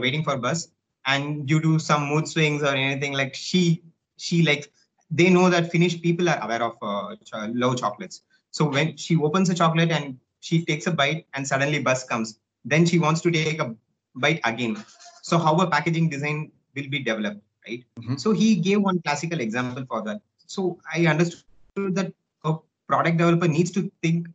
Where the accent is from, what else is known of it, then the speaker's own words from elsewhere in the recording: India; also born or lived in Helsinki, Finland; I'm from India.